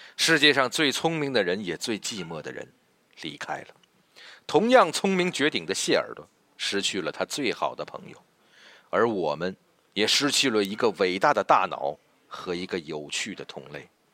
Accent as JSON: {"language": "Chinese", "country": "China", "said": "而最让我们中国人民兴奋的"}